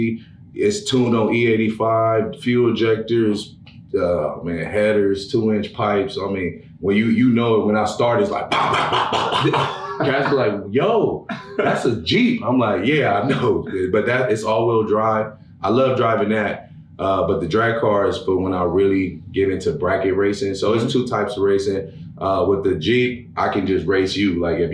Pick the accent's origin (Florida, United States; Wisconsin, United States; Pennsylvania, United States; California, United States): California, United States; Los Angeles; I grew up in Los Angeles, California. Then I moved to Pomona